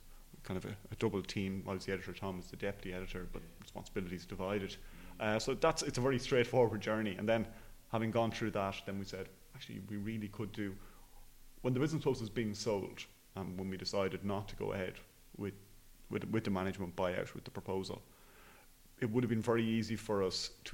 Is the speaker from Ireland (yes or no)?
yes; Enniscorthy, Leinster, Ireland; I'm from Enniscorthy in Wexford